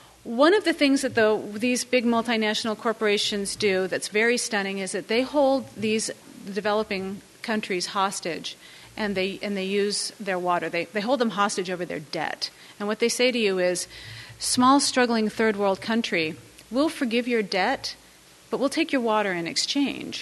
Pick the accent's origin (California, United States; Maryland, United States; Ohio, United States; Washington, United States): California, United States; moved away; I'm from California